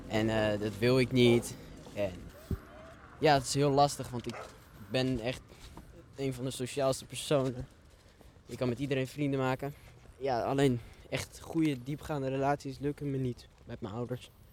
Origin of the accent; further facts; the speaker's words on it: Netherlands; also born or lived in Addis Ababa, Ethiopia; die hebben mij meegenomen naar Nederland. Of geadopteerd, noem je dat. Ja. Mhm. En die... Ja, daar heb ik tot mijn tiende gewoond